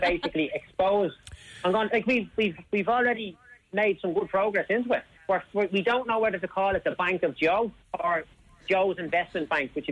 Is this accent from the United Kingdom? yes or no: no; Dublin, Leinster, Ireland; born or raised there